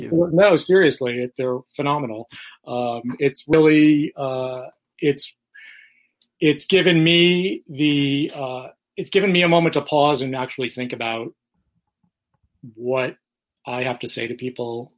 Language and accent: English; New York City, New York, United States; now in Florida, United States; I'm originally from New York